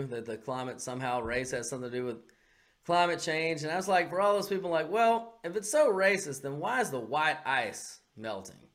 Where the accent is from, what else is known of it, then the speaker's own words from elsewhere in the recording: California, United States; I mean, my home state of California, the wildfires.